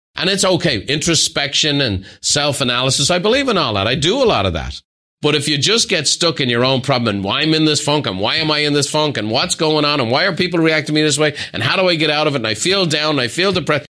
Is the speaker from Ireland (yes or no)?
yes; Ireland; Irish people